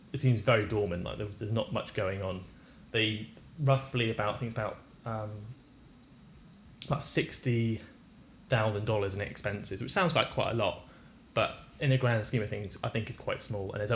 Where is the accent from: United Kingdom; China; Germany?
United Kingdom; we're British